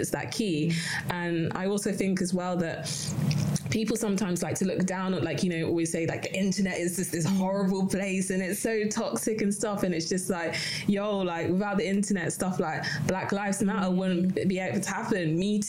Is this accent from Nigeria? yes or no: no; London, United Kingdom; I grew up in London